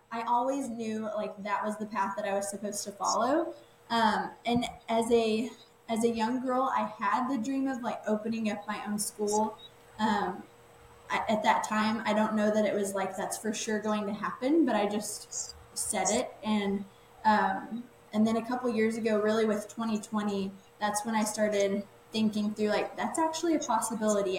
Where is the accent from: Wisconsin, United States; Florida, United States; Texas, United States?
Texas, United States; Waco; I graduated and then came back to like my hometown. I live like in the Waco area.